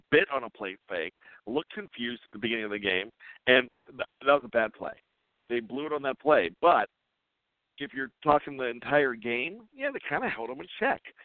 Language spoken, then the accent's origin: English; Western Pennsylvania, United States; moved away as an adult; also born or lived in Johnstown, Pennsylvania; now in Maryland, United States; I grew up in Western Pennsylvania.